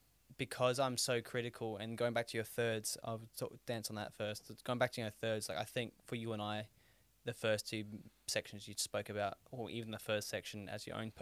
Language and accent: English; Australia; that's what I love about being Australian.